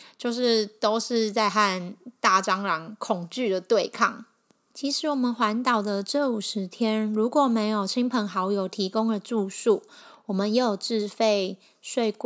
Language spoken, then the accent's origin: Chinese; Kaohsiung, Taiwan; 因为这样的生活体验对我与我这个就是从小在高雄市区长大的都市鼠来说，是很不一样的生活体验。